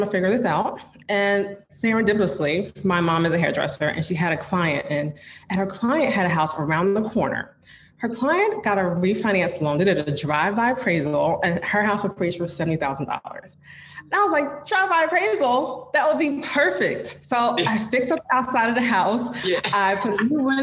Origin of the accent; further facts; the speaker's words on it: New Jersey, United States; moved away as an adult; now in Philadelphia, United States; I'm actually from New Jersey, but I moved to Philly